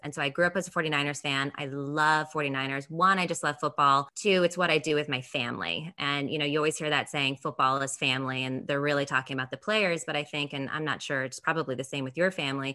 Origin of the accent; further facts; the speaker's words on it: San Jose, California, United States; I'm from San Jose originally, Santa Clara County